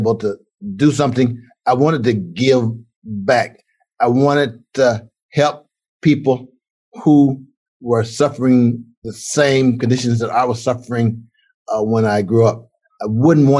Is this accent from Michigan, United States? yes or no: no; Alabama, United States; moved away; I grew up in Alabama, was born in 1952.